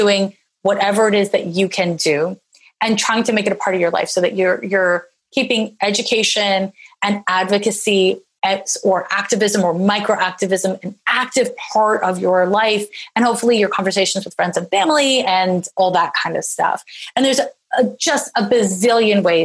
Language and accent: English; Canada; now in Oakland, United States; I'm Canadian. So I grew up with medical insurance